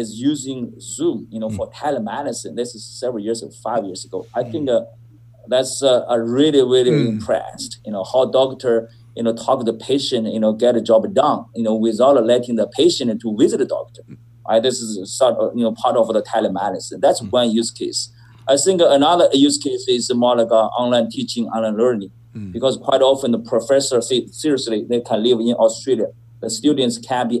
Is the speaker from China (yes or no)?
yes; China; moved away as an adult; I was born in China. I was born in 1970, and I got my master's degree and from Beijing, China as well